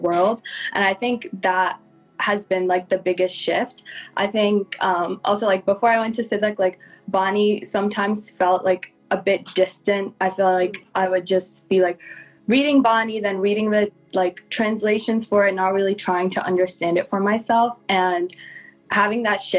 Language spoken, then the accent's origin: English; New Jersey, United States; moved away as an adult; now in Pittsburgh, United States; I am from New Jersey, but I go to school in Pittsburgh, Pennsylvania